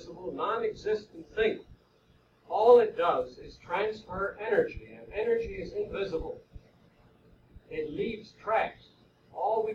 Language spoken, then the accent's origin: English; Long Island, New York, United States; I'm from Long Island, where they are now building the world's largest atom smasher, ISABEL.